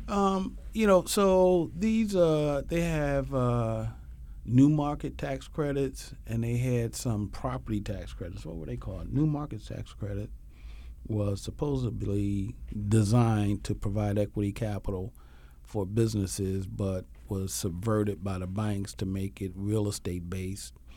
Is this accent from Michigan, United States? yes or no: no; Philadelphia, Pennsylvania, United States; I was born and raised in Philly.